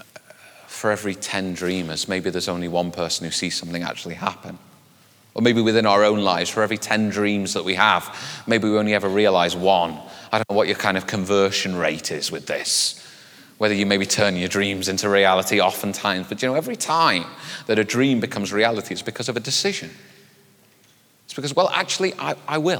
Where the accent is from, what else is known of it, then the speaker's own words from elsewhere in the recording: United Kingdom; we're British